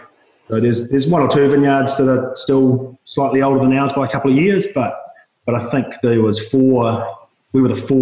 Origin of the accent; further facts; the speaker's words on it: Christchurch, Canterbury, New Zealand; also born or lived in Otago / Wellington; We grew up in Christchurch